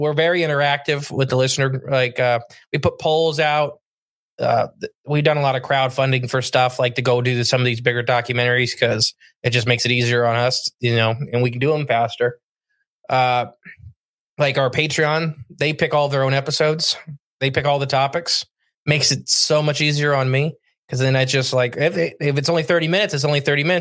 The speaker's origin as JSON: {"language": "English", "region": "Ohio", "country": "United States", "said": "I'm from Ohio where we have $20,000 an acre"}